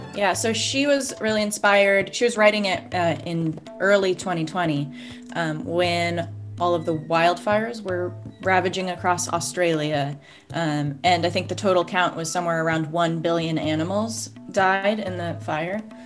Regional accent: Oregon, United States; I'm from Oregon

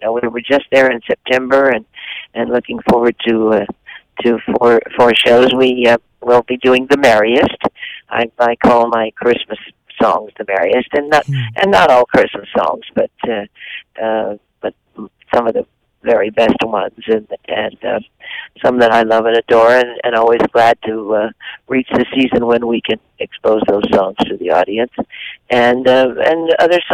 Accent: Midwest, United States; I'm from the Midwest

